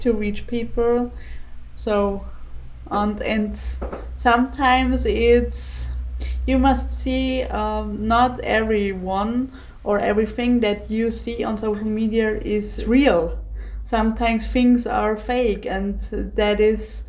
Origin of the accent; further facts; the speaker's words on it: Austria; I am 26 years old and I came from Austria.